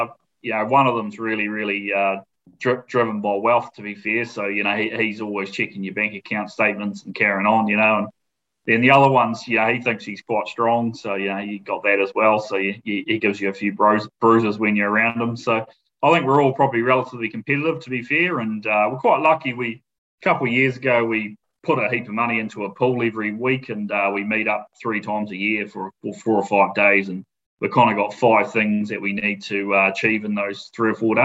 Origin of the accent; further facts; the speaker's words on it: Matamata, Waikato, New Zealand; moved away as an adult; now in South Island, New Zealand; I grew up in a town called Manamata, which is it's a rural town, but it's known for its horse racing